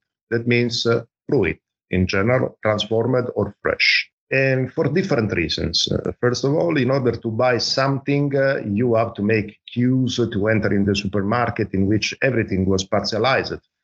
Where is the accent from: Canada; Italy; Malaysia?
Italy; I'm from Italy